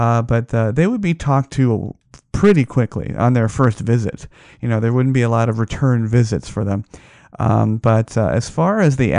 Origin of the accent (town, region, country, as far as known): Las Vegas, Nevada, United States; born or raised there